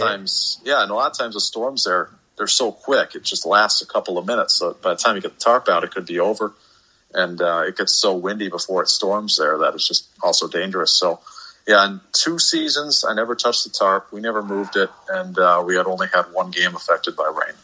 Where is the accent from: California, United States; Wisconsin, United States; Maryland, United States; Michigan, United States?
Wisconsin, United States; Beloit; growing up in the Beloit area